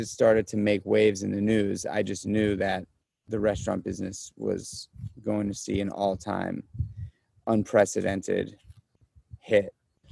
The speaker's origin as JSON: {"language": "English", "town": "New York City", "region": "New York", "country": "United States", "tie": "born or raised there", "also_born_or_lived": "Los Angeles", "moved": "as an adult", "lives_now": "Upstate New York, United States", "said": "I'm a born and raised New York City guy. So I was born and raised in Manhattan."}